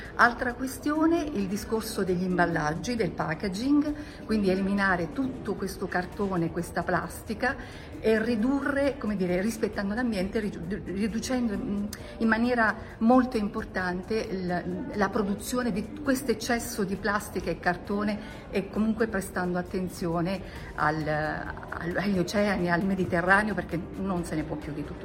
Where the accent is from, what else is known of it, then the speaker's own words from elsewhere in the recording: Milan, Lombardy, Italy; vengo da Milano